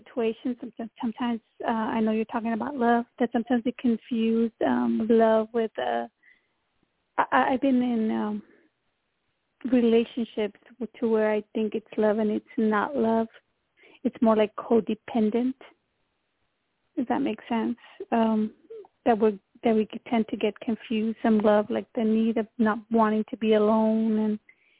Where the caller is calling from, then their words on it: Texas, United States; I'm calling from Texas.